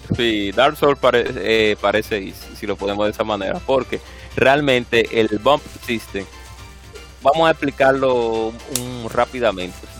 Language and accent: Spanish; Dominican Republic; aquí como República Dominicana lo decimos de esa manera